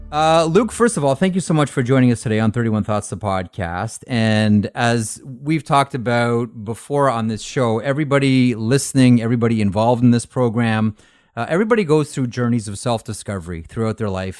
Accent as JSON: {"language": "English", "town": "Toronto", "region": "Ontario", "country": "Canada", "tie": "born or raised there", "said": "I grew up playing hockey in Toronto"}